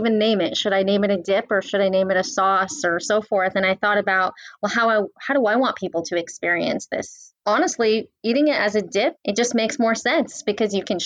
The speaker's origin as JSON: {"language": "English", "town": "San Jose", "region": "California", "country": "United States", "tie": "born or raised there", "said": "I grew up in the Silicon Valley in San Jose"}